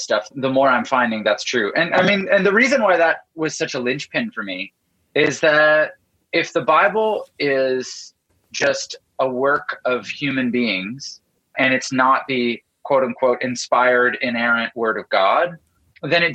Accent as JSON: {"language": "English", "country": "Canada", "tie": "born or raised there", "said": "I grew up in Canada and my dad is a pastor"}